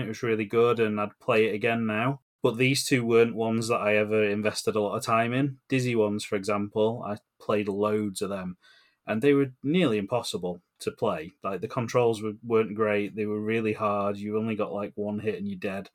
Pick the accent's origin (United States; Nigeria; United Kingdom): United Kingdom; England; we grew up in England